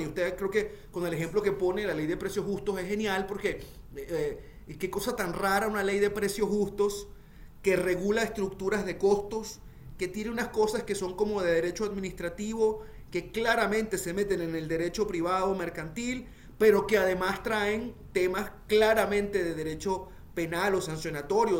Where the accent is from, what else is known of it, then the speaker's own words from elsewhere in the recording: Venezuela; nosotros los venezolanos